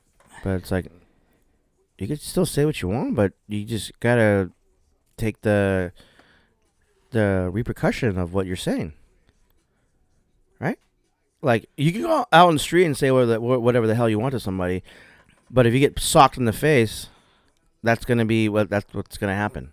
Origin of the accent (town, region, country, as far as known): United States; born or raised there